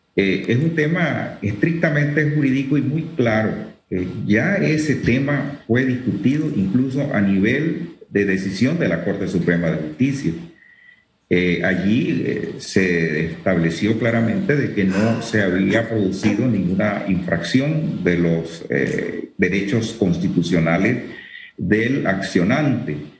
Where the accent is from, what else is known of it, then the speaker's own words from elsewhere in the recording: Chiriquí, Panama; yo, que soy chiriquense